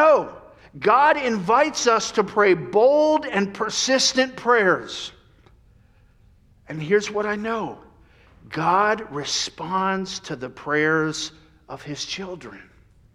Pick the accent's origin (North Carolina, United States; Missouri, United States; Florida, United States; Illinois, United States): Florida, United States; Central; moved away; I grew up in Central Florida